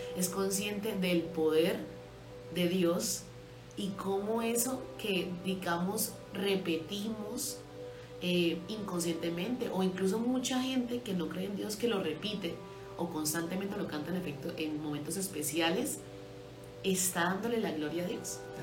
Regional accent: Colombia; somos colombianos

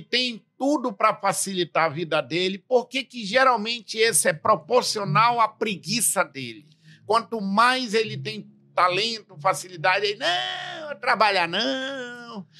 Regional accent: interior of Amazonas state, Brazil; eu que venho do interior do estado do Amazonas

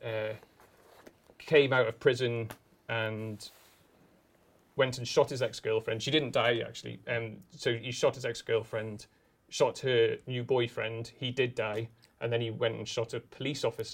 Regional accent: Newcastle upon Tyne, North East England, United Kingdom; moved away as an adult; also born or lived in London; I'm the Northern guy, I'm the guy from Newcastle

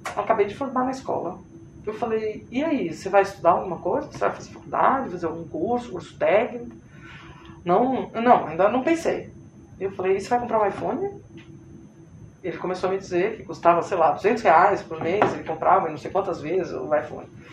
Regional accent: São Paulo, Brazil; moved away as an adult; now in Recife, Brazil; Eu sou paulista, trabalho aqui, estou eh, trabalhando aqui há nove anos no Nordeste.

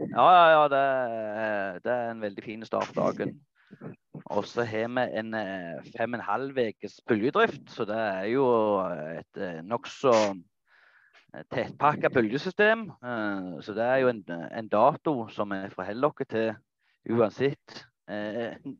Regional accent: Nærbø, Rogaland, Norway; Jeg er fra Fladas eh, i Jæren. Eh, Nærbø

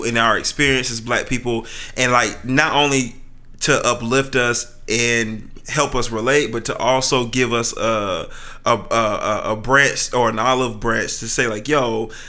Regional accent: Fayetteville, United States; the neighborhood I grew up in Fayetteville is called Tiffany Pines

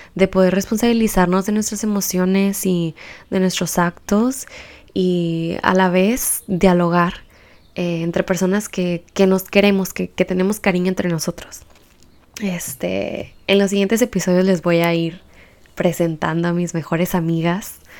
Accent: Baja California, Mexico; soy baja californiana y transfronteriza también

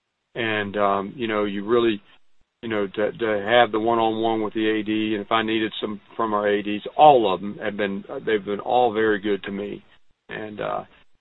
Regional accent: Columbia, South Carolina, United States; moved away as an adult; also born or lived in Athens, Ohio / Greenville, North Carolina; growing up in Columbia

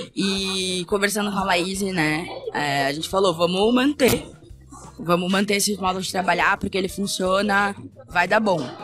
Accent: São Paulo, Brazil; preta sapatão aqui de São Paulo

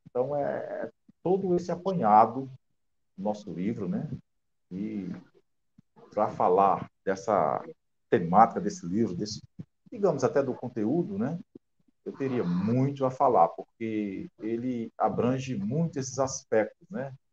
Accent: Alexandria, Rio Grande do Norte, Brazil; born there; also born or lived in Mossoró / Natal; now in São Gonçalo do Amarante, Brazil; eu nasci em Alexandria, no, no interior do nosso estado, Rio Grande do Norte, né? E tenho uma longa caminhada, passei por Mossoró, né? E cheguei a Natal

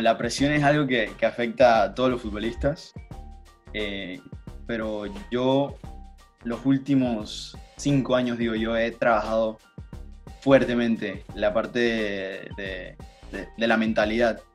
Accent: Panama; now in United States; yo crecí contigo, crecí en Panamá, crecí en fútbol en Panamá

